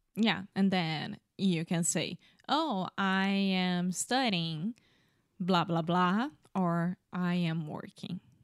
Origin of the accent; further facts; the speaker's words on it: Rio de Janeiro, Brazil; English is a second language; I'm from Brazil. I'm from Rio de Janeiro